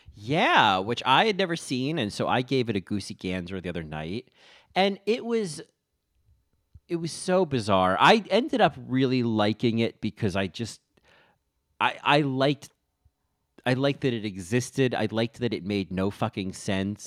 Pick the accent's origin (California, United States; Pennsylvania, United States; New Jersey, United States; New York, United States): New Jersey, United States; Rahway; I'm from Rahway